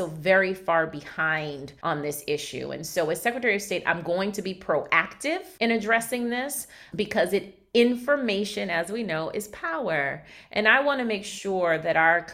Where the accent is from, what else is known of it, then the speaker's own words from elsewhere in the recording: Brockton, Massachusetts, United States; I was raised in Brockton, the city of champions